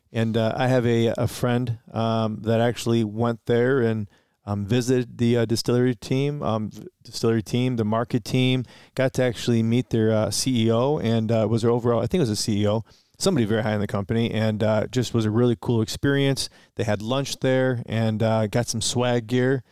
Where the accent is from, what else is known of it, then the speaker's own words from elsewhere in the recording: Detroit, Michigan, United States; also born or lived in Romeo, Michigan; technically we're from Romeo, but we were born in Detroit, reside in Detroit, grew up in Detroit a little bit